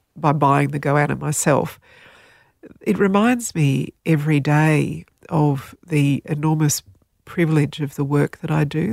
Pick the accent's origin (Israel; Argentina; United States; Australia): Australia; first language Slovenian; English is a second language; I was born in Australia, so, um, I, I can speak Slovenian. We spoke Slovenian when I was very little, so it was my first language, I guess.